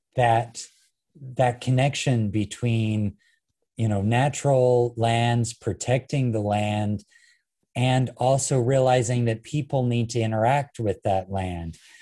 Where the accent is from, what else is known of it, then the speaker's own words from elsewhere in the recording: Ogden, Utah, United States; my hometown of Ogden